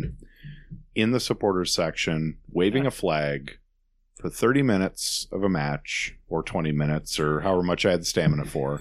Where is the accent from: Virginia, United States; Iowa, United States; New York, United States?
Iowa, United States; Davenport; moved away; I'm from Davenport, Iowa